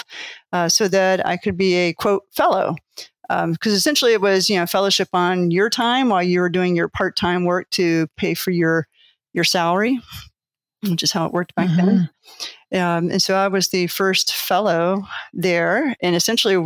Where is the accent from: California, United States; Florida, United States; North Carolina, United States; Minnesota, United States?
North Carolina, United States; moved away as an adult; also born or lived in San Diego; I'm originally from North Carolina, so I'm a Carolina girl